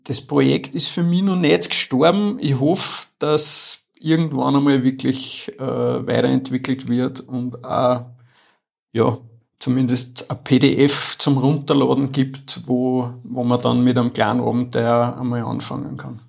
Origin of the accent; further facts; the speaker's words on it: Upper Austria, Austria; ich bin in Oberösterreich aufgewachsen, in Wörs